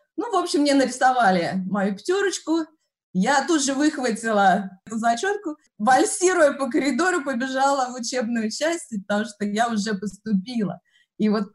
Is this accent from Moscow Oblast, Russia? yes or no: yes; Vesennyaya station, near Serpukhov, Moscow Oblast, Russia; moved away as an adult; also born or lived in Podolsk, Russia; now in United States; Я родилась в Подольске, потом росла, в 6 лет мы переехали, я росла в очень маленьком поселке городского типа, станция «Весенняя» по Курской дороге в направлении Серпухова